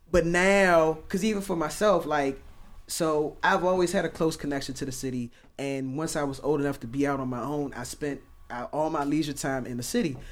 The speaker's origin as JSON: {"language": "English", "town": "Oxon Hill", "region": "Maryland", "country": "United States", "tie": "born or raised there", "said": "I grew up in Oxon Hill"}